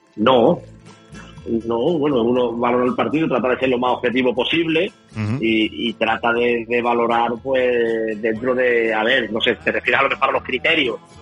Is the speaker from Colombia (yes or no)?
no; Málaga, Andalusia, Spain; Yo soy de aquí de Málaga, soy malagueño